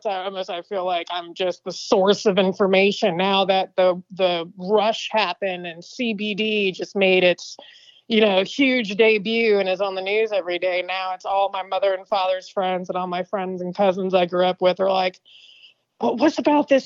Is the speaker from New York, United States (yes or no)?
no; Franklin County, Virginia, United States; accent: southern; moved away as an adult; now in California, United States; I'm originally from Virginia